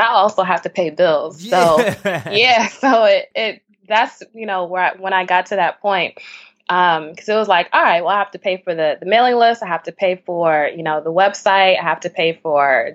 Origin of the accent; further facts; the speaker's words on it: New York City, New York, United States; I grew up in Bed-Stuy